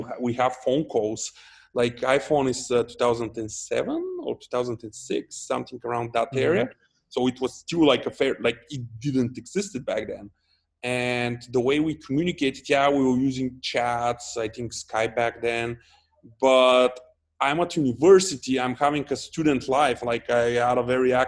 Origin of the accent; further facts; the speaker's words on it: Dobrich, Dobrich Province, Bulgaria; also born or lived in Varna; I'm originally from Dobrich